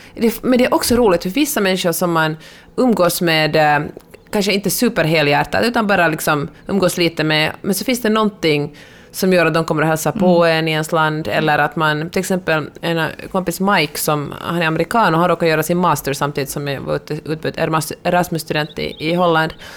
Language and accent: Swedish; Helsinki, Uusimaa, Finland; born or raised there; now in Los Angeles, United States